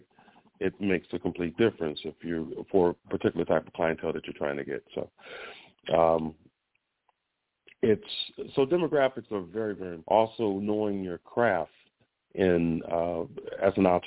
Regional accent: Chicago, Illinois, United States; moved away as an adult; now in Orlando, United States; I'm from Chicago originally, but I've been in Florida. I've been in the Orlando area for 28 years

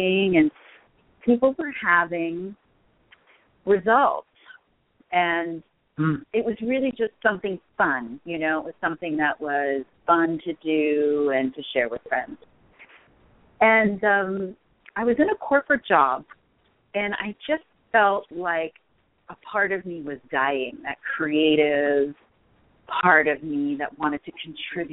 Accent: East Coast, United States; also born or lived in Colorado; now in Los Angeles, United States; I grew up on the East Coast, so I was used to snow and cold

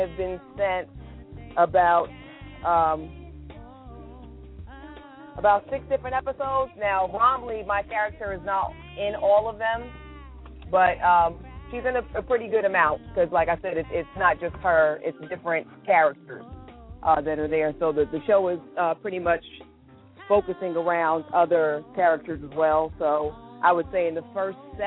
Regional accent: New Jersey, United States; moved away; I was still living in Jersey at the time because I'm originally from New Jersey

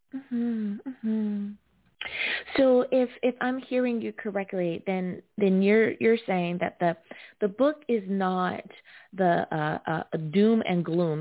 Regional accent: United States; the United States of America, my home country

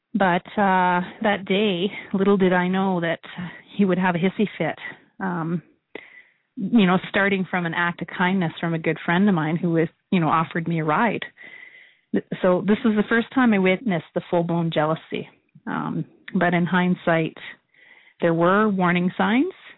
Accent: Saskatoon, Saskatchewan, Canada; now in Calgary, Canada; I'm from Saskatoon, and uh, I currently live in Calgary.

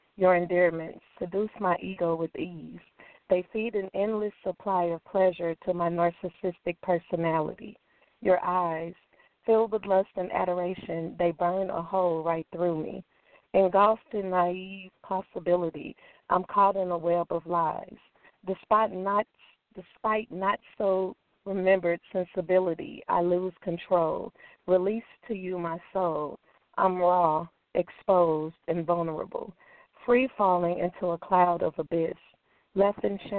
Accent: St. Louis, Missouri, United States; I'm from St. Louis, Missouri.

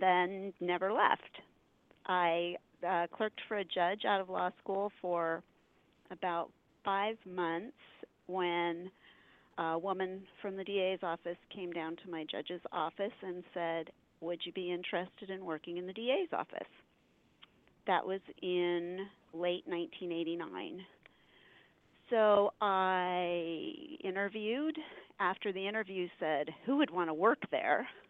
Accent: Hillsboro, Oregon, United States; also born or lived in Eugene, Oregon; I grew up in Hillsboro

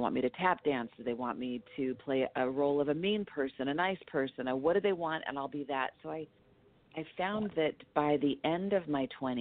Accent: Los Angeles, California, United States; also born or lived in Whittier, California; I was born in Los Angeles, East Los Angeles

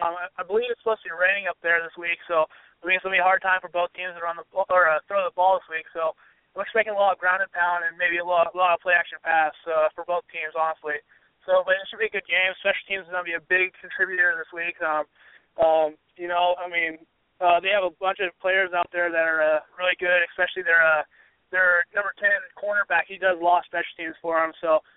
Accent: Springfield, Oregon, United States; my hometown, Springfield, Oregon. Just been born and raised there, and I'm there.

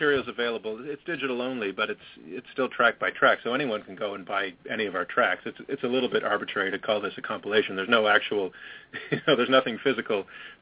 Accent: Canada; also born or lived in Baltimore, United States; I was born in Baltimore, but my parents were just down there temporarily. They were both Canadian, but my dad was studying down there, so I was lucky enough to get my U.S. citizenship and then moved back to Canada when I was just a year old. So, yeah, I've been here all my life

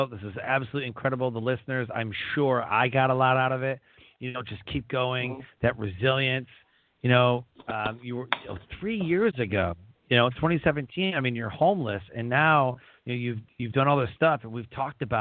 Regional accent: Detroit, Michigan, United States; I'm from Detroit

